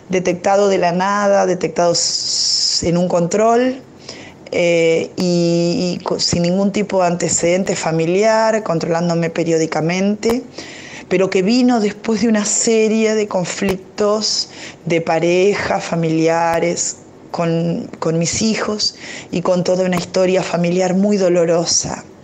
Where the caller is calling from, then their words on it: General Pinto, Buenos Aires Province, Argentina; Soy … de General Pinto, provincia de Buenos Aires, Argentina.